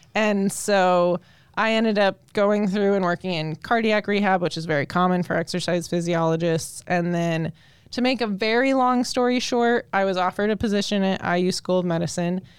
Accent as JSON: {"language": "English", "region": "Colorado", "country": "United States", "tie": "born or raised there", "moved": "as an adult", "lives_now": "Indiana, United States", "said": "I'm actually born and raised in Colorado when I moved out to Indiana about, oh, I think it's about five years ago now"}